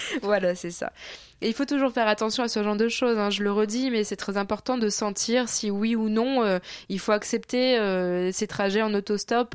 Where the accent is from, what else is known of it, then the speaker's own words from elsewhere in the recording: France; j'aime toujours revenir en France parce qu'évidemment, j'y ai toutes mes attaches, ma famille